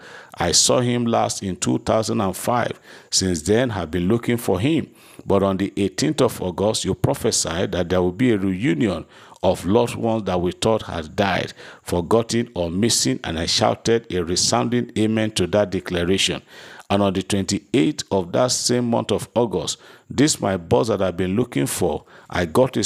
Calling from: Lagos, Nigeria; I'm testifying from Lagos.

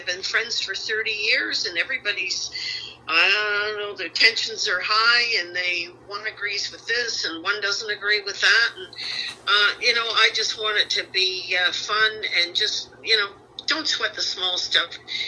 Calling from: St. Petersburg, Florida, United States; Well, I'm here in St. Pete, Florida.

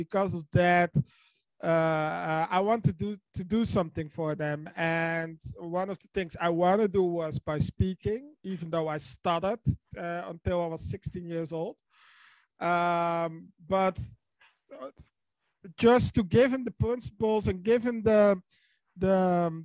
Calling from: Netherlands; English is a second language; from the Netherlands

